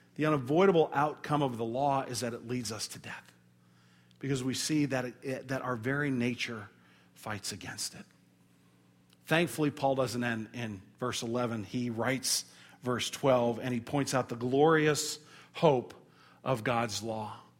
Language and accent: English; St. Louis, Missouri, United States; we're from Saint Louis